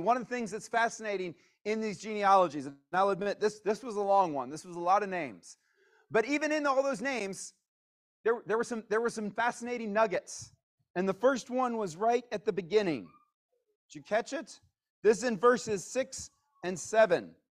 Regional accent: Virginia, United States; moved away as an adult; also born or lived in California / Missouri / Atlanta; I wasn't born in Virginia, but I grew up in Virginia

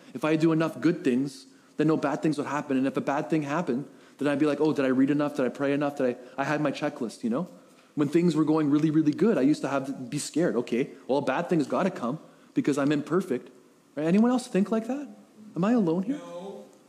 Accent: Coquitlam, British Columbia, Canada; now in Powell River, Canada; I was raised in the Tri City area, Coquitlam area.

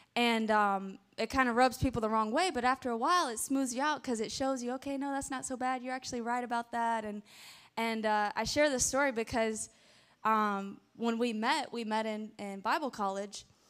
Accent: Pensacola, Florida, United States; I was born in Pensacola, Florida. So Escambia County, Santa Rosa County in that area.

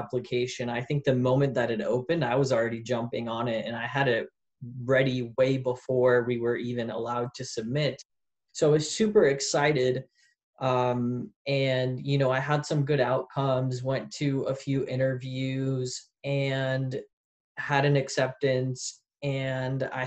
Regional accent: St. Louis, Missouri, United States; moved away as an adult; also born or lived in Poland / Paris; now in Arizona, United States; I'm originally from St. Louis, Missouri. So I'm from the Midwest

